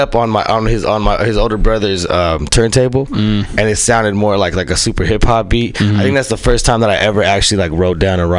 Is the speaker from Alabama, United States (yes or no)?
no; San Francisco, California, United States; I grew up in San Francisco, around like Ingleside, Excelsior area.